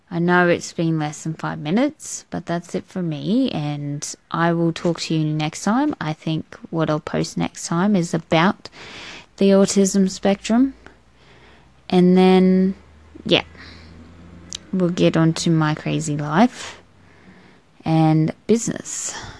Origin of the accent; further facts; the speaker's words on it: Australia; I'm an Australian